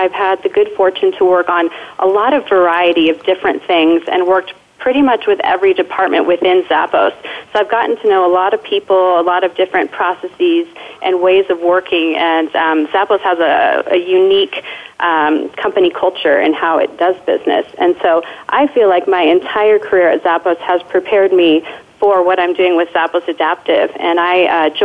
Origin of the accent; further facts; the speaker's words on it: Denver, Colorado, United States; now in Las Vegas, United States; this is my hometown in Denver, Colorado